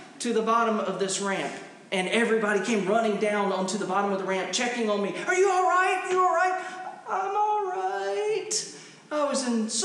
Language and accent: English; Wilmington, North Carolina, United States; as a teenager, I spent those teenage years growing up in Wilmington, North Carolina